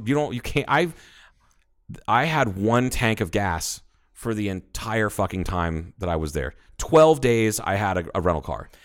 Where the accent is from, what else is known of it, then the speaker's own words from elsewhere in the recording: Arizona, United States; I'm from Arizona